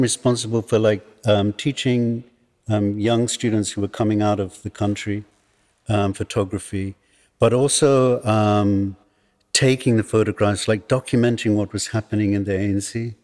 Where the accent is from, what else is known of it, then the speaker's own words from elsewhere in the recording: England, United Kingdom; also born or lived in Johannesburg, South Africa; now in South Africa; being born here and growing up in exile